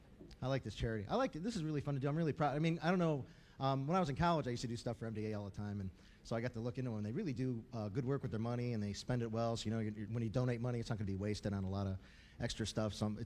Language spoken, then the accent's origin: English; Cleveland, Ohio, United States; now in Los Angeles, United States; I'm originally from Cleveland, Ohio, and I don't like the weather right here in L.A. too much.